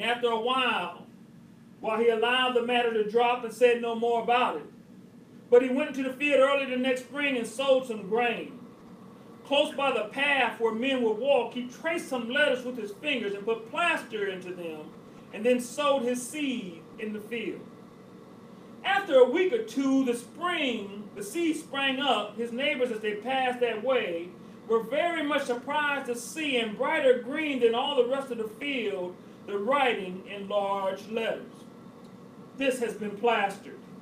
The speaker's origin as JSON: {"language": "English", "town": "Cleveland", "region": "Ohio", "country": "United States", "tie": "born or raised there", "said": "that's my hometown team"}